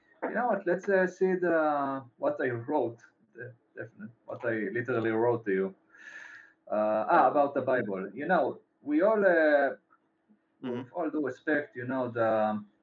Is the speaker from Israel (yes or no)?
yes; Israel; I'm from Israel